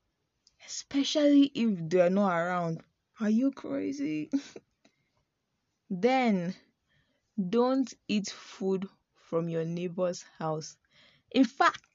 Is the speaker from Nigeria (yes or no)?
yes; Nigeria